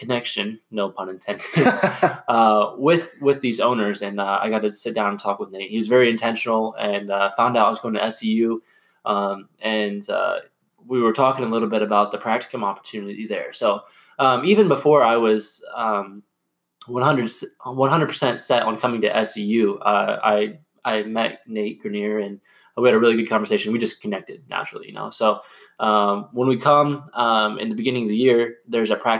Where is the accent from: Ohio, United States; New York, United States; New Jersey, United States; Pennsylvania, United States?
Ohio, United States; Lima; I'm originally from the Lima, Ohio area